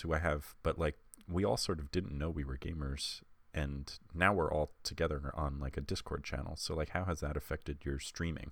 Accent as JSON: {"language": "English", "area": "Long Island", "region": "New York", "country": "United States", "accent": "Long Island", "said": "I'm from Long Island, so I have a very particular accent"}